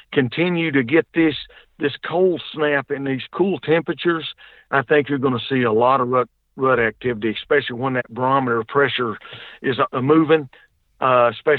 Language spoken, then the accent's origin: English; the South, United States; I'm from the South down here. We can't pronounce right most of the time